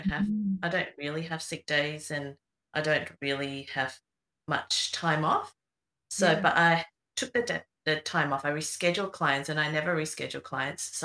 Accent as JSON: {"language": "English", "town": "Melbourne", "region": "Victoria", "country": "Australia", "said": "I'm from Melbourne"}